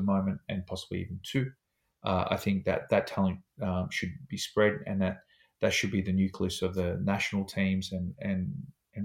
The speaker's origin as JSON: {"language": "English", "town": "Sydney", "region": "New South Wales", "country": "Australia", "moved": "as an adult", "lives_now": "Wellington, New Zealand", "said": "I'm from Sydney"}